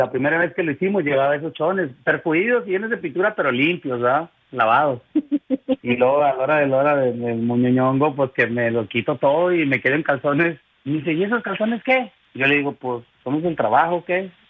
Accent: Durango, Mexico; born there; Con Miguel de Cruz de Durango.

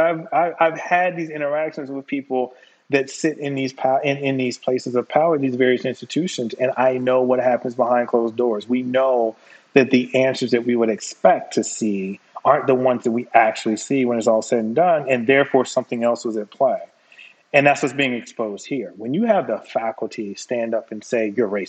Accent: North Carolina, United States; I'm born and raised in North Carolina.

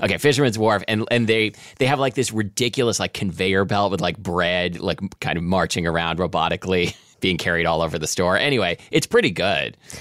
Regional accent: Portland, Oregon, United States; when I was a kid growing up in Portland, Oregon

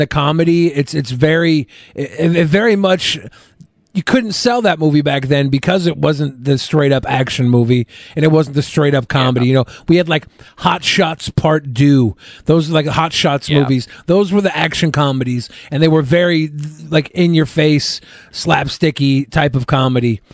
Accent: Seattle, Washington, United States; I grew up in Seattle

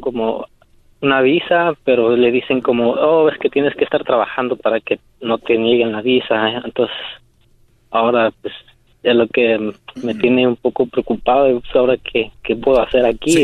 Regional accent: Querétaro, Mexico; now in San Francisco, United States; yo soy de, de México, del estado de Querétaro

